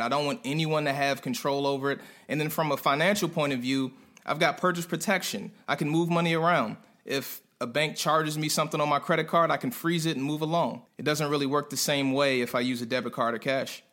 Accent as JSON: {"language": "English", "area": "Prince George's County", "region": "Maryland", "country": "United States", "also_born_or_lived": "North Carolina", "moved": "as an adult", "said": "a guy from PG County, right outside of DC"}